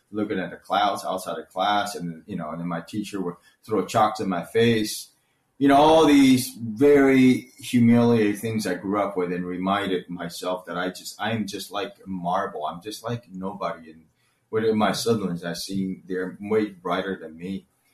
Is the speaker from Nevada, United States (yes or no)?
no; Orlando, Florida, United States; English is a second language; But in America, I grew up in Orlando.